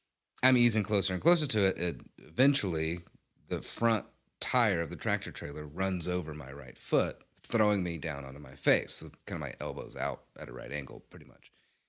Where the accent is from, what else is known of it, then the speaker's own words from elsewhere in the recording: Mississippi, United States; I am from Mississippi. So we have a fair amount of land